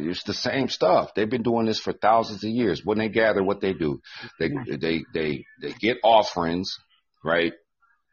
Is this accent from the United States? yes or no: yes; Midwest, United States; I'm from the Midwest